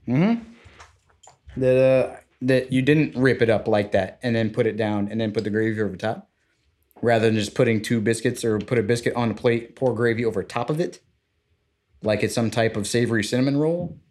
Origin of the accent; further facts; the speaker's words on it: Florida, United States; we're both from Florida